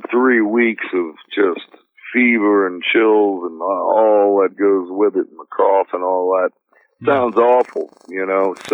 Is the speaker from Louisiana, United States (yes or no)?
yes; New Orleans, Louisiana, United States; while I was growing up in New Orleans